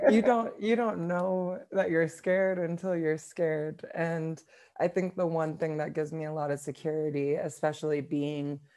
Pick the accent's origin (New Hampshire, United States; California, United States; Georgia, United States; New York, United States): New York, United States; moved away as an adult; now in Nairobi, Kenya; I'm originally from New York, and I currently live in Nairobi, Kenya